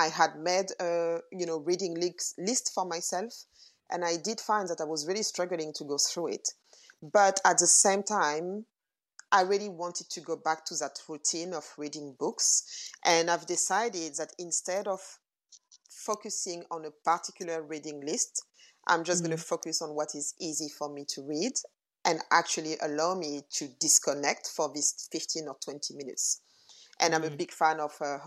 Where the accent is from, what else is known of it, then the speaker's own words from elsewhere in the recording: Paris, Île-de-France, France; moved away as an adult; also born or lived in London, United Kingdom / Burkina Faso; now in New York, United States; I grew up in Paris. I was born and raised in Paris.